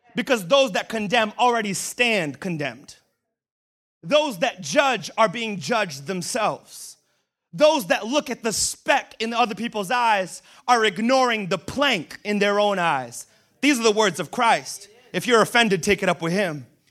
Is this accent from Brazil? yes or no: yes; Brazil; now in United States; I was born in Brazil, and I swear I was fed apples as a child